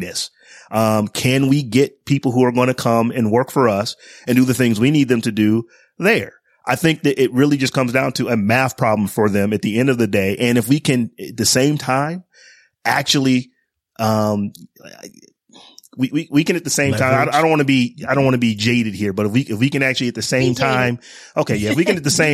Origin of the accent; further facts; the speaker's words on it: Northeast Ohio, United States; when I was growing up, I grew up in Northeast Ohio